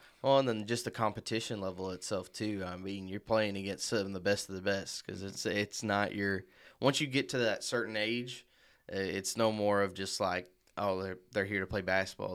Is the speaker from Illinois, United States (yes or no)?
yes; Marion, Illinois, United States; I'm from Marion, Illinois myself, um, but I always grew up a Kentucky fan